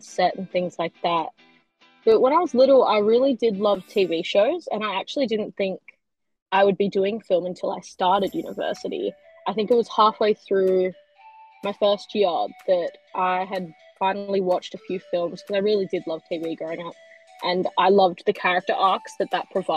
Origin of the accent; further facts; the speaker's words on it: Perth, Western Australia, Australia; I am a filmmaker from Perth, Australia.